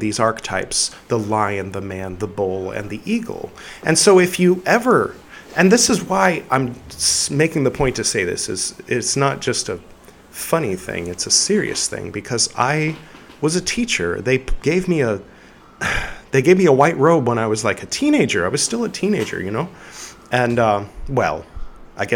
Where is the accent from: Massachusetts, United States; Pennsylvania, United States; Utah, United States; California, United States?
California, United States; moved away as an adult; now in India; I grew up in California